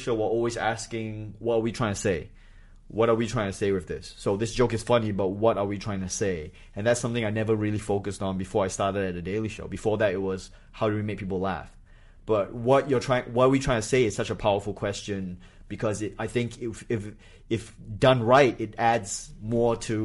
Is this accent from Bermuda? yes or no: no; Singapore; moved away as an adult; also born or lived in Malaysia / New Hampshire, United States / Australia; I grew up in Singapore